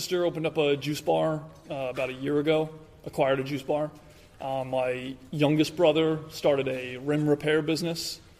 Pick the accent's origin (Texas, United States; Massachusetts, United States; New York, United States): New York, United States; born or raised there